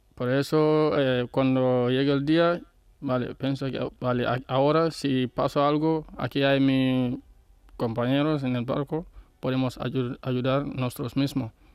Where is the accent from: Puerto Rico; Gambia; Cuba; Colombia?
Gambia; Spanish is a second language; moved away as an adult; now in Spain; es verdad que estoy viviendo aquí tranquilo, pero Gambia es mi país